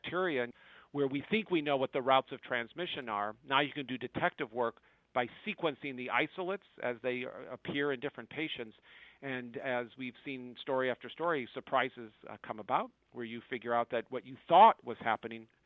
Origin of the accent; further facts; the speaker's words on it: United States; as an American